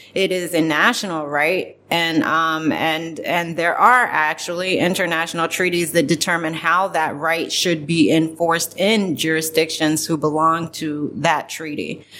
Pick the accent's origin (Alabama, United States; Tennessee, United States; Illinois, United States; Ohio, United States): Ohio, United States; Columbus; moved away as an adult; also born or lived in Boston / Brooklyn, New York; now in Zagreb, Croatia; I'm from Ohio, like I mentioned before. I was born in Columbus, Ohio